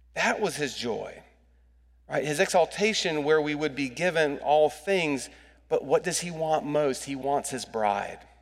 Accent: United States; as an American

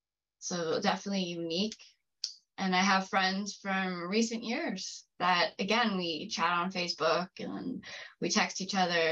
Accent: Ontario, Canada; I'm from Ontario, Canada.

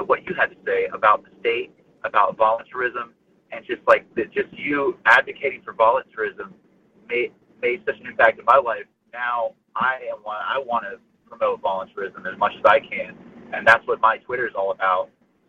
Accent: Palm Beach County, Florida, United States; This was growing up in Florida, in Palm Beach County

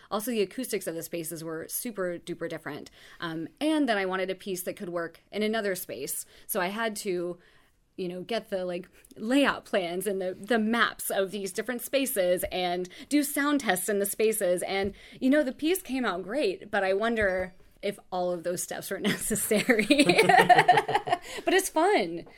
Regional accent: Oak Ridge, Tennessee, United States; moved away as an adult; also born or lived in Los Angeles / New York; I grew up in Oak Ridge, Tennessee, which is a small town outside of Knoxville

